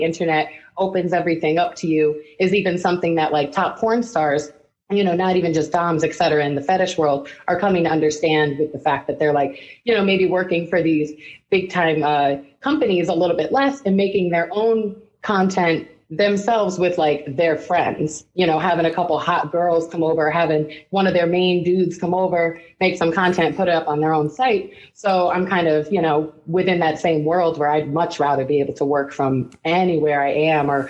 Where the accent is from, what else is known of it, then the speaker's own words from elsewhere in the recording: East Coast, United States; now in Ohio, United States; I'm from the East Coast.